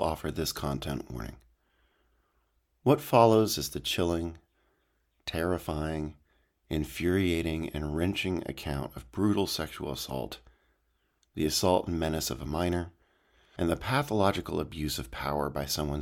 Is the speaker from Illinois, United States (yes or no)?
no; Wisconsin, United States; now in Berkeley, United States; my hometown